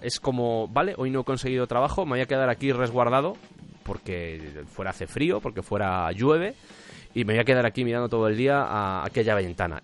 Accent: Spain; yo, por ejemplo, soy de España

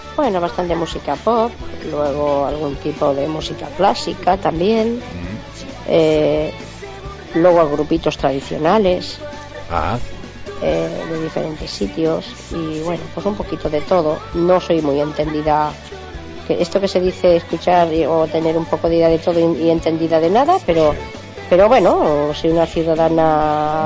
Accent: Santa Coloma de Gramenet, Catalonia, Spain; moved away as an adult; also born or lived in Alicante; now in Sant Feliu, Spain; Yo soy de Santa Coloma de Gramanet.

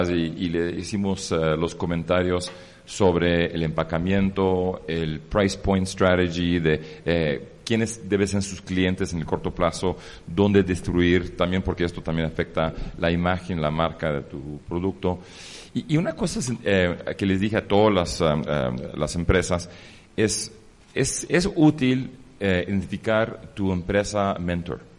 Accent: Greece; Es que, soy griego. Y, es, griego. Y, los griegos, si no tienes un restaurante, no tienes respeto

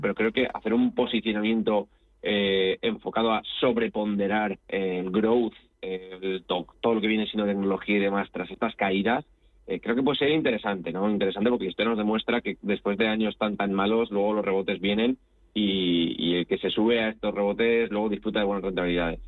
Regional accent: Spain; also born or lived in Italy; viví en Italia y, soy español y me siento de los dos países

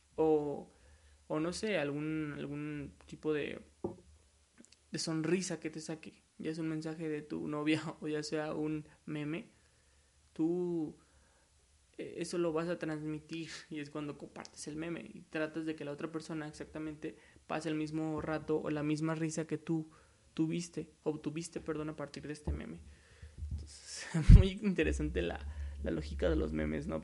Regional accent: Mexico; soy de México, orgullosamente mexicano.

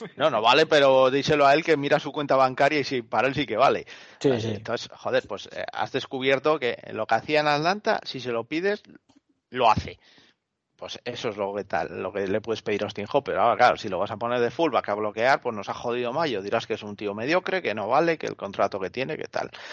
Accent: Asturias, Spain; En mi tierra decimos que cuando la gocha no está para ello, da igual que le rimes la panoya

